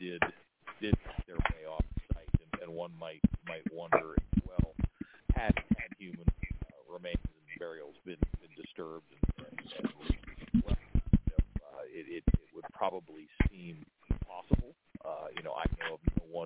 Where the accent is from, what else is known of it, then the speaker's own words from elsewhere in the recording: Steubenville, Ohio, United States; I'm from the Steubenville area